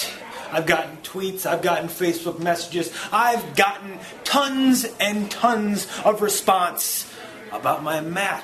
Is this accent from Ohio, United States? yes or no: yes; Cleveland, Ohio, United States; Cleveland, Ohio, my hometown